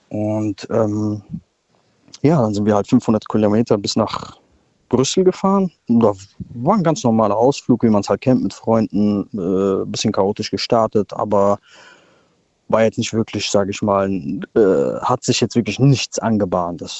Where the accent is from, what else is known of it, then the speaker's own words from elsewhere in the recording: Frankfurt, Hesse, Germany; born there; Hi Daniel, ich bin aus Frankfurt, ja, aber ich bin zurzeit gerade in Mainz